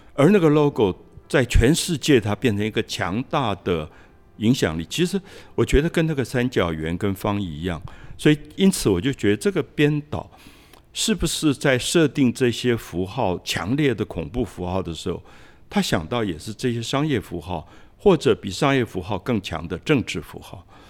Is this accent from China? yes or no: no; Dalongdong, Taipei, Taiwan; 我小时候我是在大龙洞长大，那那个大龙国小升学率不高